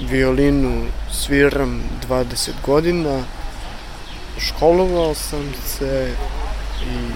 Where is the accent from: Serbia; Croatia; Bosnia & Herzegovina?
Serbia; Zaječar, Zaječar District; born or raised there; now in Novi Sad, Serbia